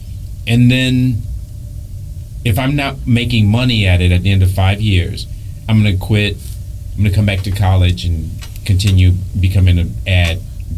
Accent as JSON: {"language": "English", "town": "Detroit", "region": "Michigan", "country": "United States", "said": "But I came from Detroit, so it wasn't that... I was. This is how bad I wanted it."}